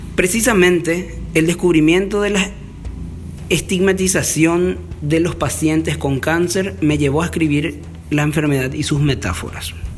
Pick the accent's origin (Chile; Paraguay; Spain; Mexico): Paraguay; En mi país, Paraguay